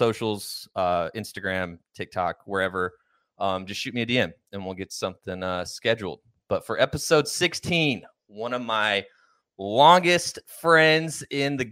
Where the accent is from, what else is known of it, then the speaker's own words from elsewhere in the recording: Pauls Valley, Oklahoma, United States; growing up in Pauls Valley or just Oklahoma in general